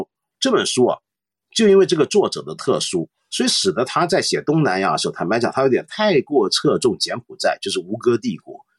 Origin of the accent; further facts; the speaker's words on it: Hong Kong; 像今天全世界非常有名的汇丰银行，我们香港人最熟悉的银行